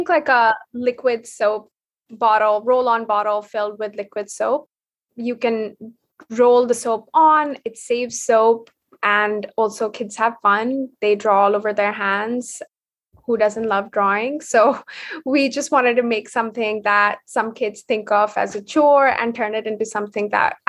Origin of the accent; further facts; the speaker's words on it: India; So growing up in India, I was very, very interested in, I think, art in general, more, I wouldn't say design specifically.